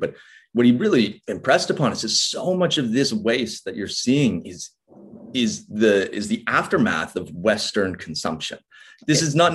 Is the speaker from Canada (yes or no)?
yes; Vancouver, British Columbia, Canada; moved away; also born or lived in Norfolk Island; i'm from vancouver so the west coast of canada